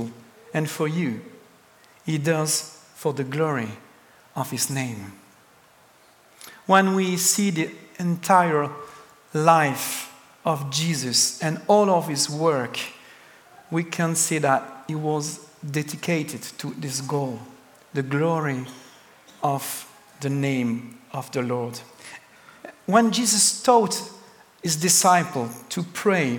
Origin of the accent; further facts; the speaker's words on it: France; English is a second language; I come from France, the country of the best cheese